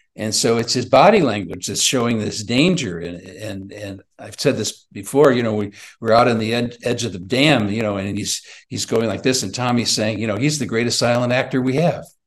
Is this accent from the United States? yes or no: yes; Chicago, Illinois, United States; I'm from Chicago